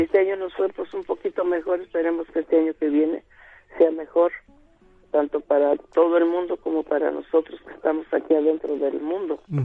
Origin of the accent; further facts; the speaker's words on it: Palmarito Tochapan, Puebla, Mexico; moved away; Yo soy del Tehuacán y Orizaba pueblo de Palmarito, Tochapan